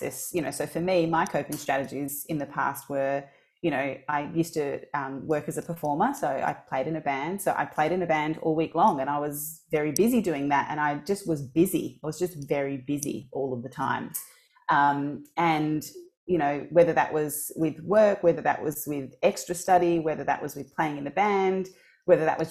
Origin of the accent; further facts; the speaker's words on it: Australia; also born or lived in Mozambique / Portugal; I was born in Mozambique. And when I was very young, when I was about 4 months old, I left Mozambique and went to Portugal with my grandmother without my parents, because at that time there was war. And then I lived in Portugal for about 4 years. And then I came to Australia